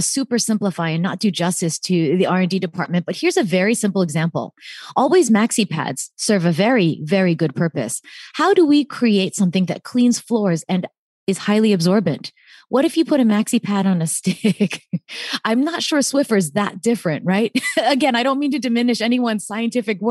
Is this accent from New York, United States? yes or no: yes; upstate New York, United States; also born or lived in Atlanta, Georgia; ended up spending most of my childhood in upstate New York